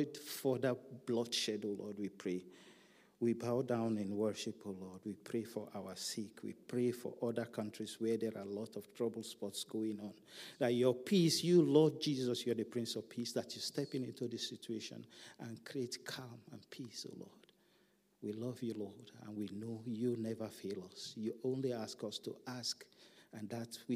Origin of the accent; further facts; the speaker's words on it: Nigeria; in some of our countries in Africa, my home country, Nigeria.